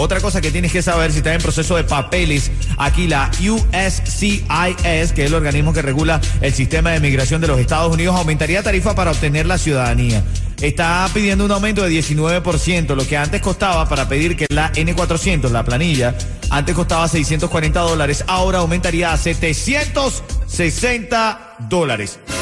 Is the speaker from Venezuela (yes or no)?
yes; Venezuela; moved away; Yo soy venezolano, yo soy venezolano